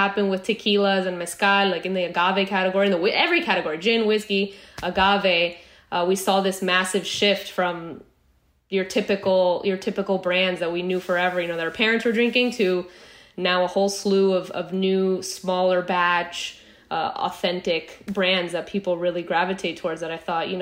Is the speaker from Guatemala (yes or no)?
yes; Guatemala; moved away as an adult; also born or lived in El Salvador / Boston; I grew up in Guatemala. Most of my childhood, I moved down to Central America when I was about 9 years old, lived in El Salvador for a few years, and then we moved to Guatemala where I did all of my high school education